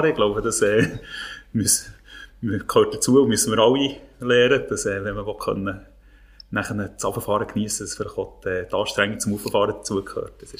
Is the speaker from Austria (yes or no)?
no; Thun, Bern, Switzerland; ich bin ja als … in Thun aufgewachsen. Wie gesagt, ich einigermaßen bescheidenen Verhältnis.